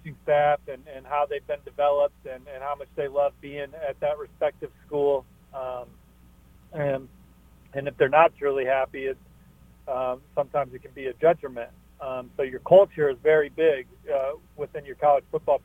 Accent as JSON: {"language": "English", "town": "South Bend", "region": "Indiana", "country": "United States", "moved": "yes", "said": "I'm from South Bend"}